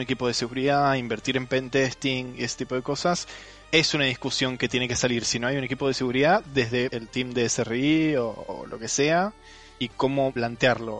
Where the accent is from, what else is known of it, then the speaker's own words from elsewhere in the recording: Argentina; soy de Argentina